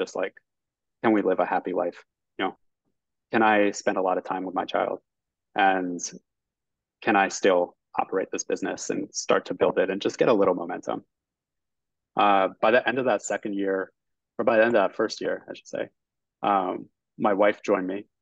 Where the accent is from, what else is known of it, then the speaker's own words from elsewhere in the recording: Northeast, United States; also born or lived in New Jersey; I'm from the Northeast, I got a job in New York